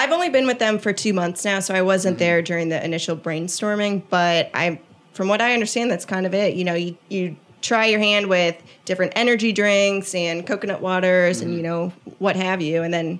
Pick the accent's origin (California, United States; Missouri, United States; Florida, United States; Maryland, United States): Missouri, United States; St. Louis; now in Chattanooga, United States; I'm from St. Louis where anything goes.